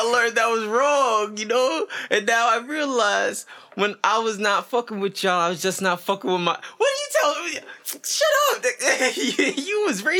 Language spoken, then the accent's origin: English; New York, United States; I'm a New Yorker